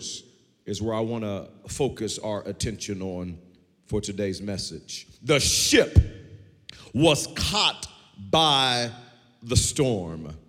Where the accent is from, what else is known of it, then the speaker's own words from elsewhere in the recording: Wewoka, Oklahoma, United States; growing up in Wewoka